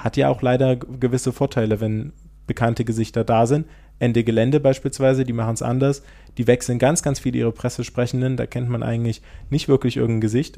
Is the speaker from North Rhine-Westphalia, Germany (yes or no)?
no; Saxony, Germany; hier auch in Sachsen haben. Zumindest da, wo ich herkomme